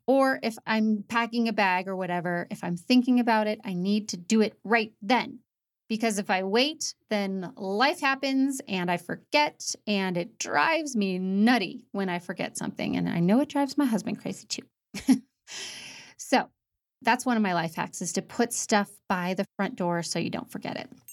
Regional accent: United States; moved away as an adult; also born or lived in Rocky Mountains; I'm from Saint Louis in Indiana, and we moved to the Rocky Mountains

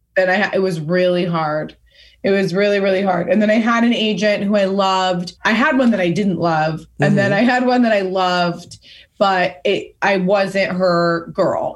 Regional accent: Pasadena, California, United States; where I grew up in Pasadena

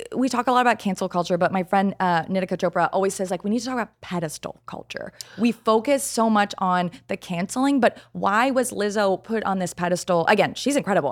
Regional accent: Canada; moved away as an adult; now in United States; I'm Canadian, and I just moved to the States

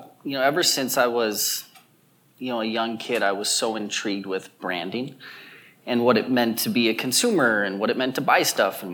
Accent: California, United States; So for me, as a freshman in college, growing up in Southern California, I was like, why not?

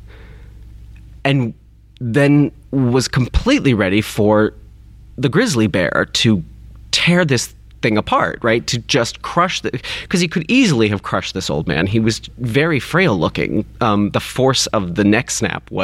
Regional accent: Kentucky, United States; I grew up in Kentucky

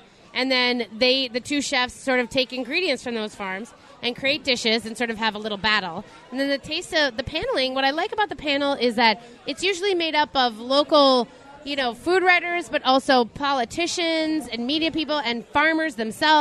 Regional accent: Minneapolis, Minnesota, United States; also born or lived in Appleton, Wisconsin; we were all Twin Cities kids

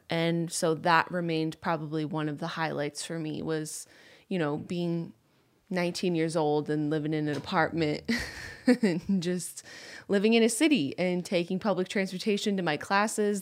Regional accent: Rochester, New York, United States; moved away as an adult; also born or lived in Boston; I grew up in Rochester, New York

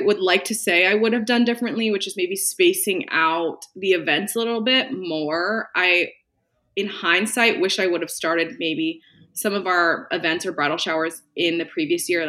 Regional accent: California, United States; moved away as an adult; also born or lived in New York City; I originally am from California

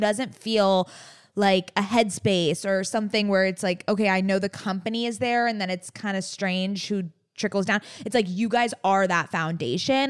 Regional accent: San Diego, California, United States; now in Los Angeles, United States; We were born and raised in San Diego

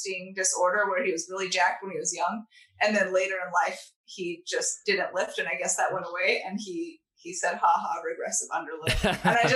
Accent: Southern California, United States; moved away as an adult; growing up in Southern California, where the coldest winter day was 40 Fahrenheit.

